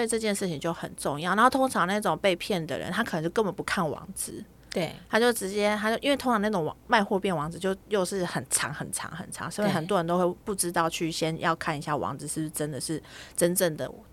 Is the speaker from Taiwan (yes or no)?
yes; Taiwan; 哎，八八六哦，那就我们台湾国码嘛